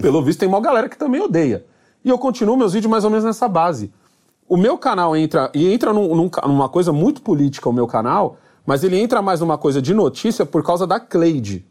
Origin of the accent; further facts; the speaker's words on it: Brazil; eu sou brasileiro.